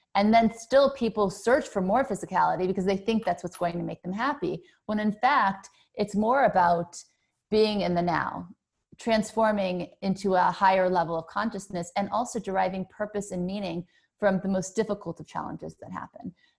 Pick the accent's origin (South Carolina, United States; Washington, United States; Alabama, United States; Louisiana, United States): Louisiana, United States; Thibodaux; also born or lived in New Orleans, Louisiana; I was born in Thibodeau, Louisiana